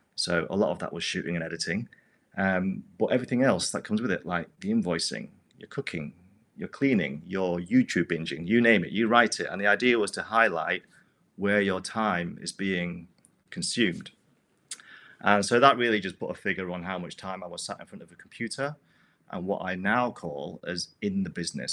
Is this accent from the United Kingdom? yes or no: yes; United Kingdom; moved away; move back to my home country in the U K